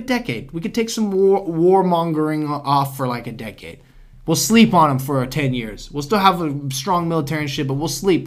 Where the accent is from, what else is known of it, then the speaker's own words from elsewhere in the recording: United States; as an American